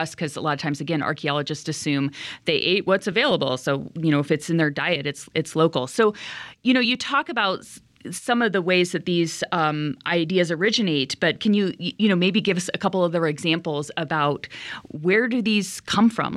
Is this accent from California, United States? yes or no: yes; California, United States; growing up in California